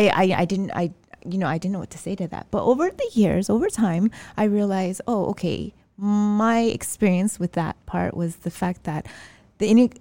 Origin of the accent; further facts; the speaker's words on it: United States; now in Malaysia; I grew up in the States. I mean, we are Americans